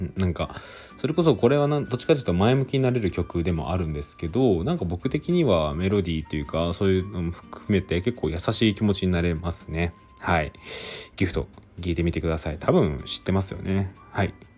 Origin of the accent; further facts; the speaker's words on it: Aichi, Japan; 僕なんか愛知出身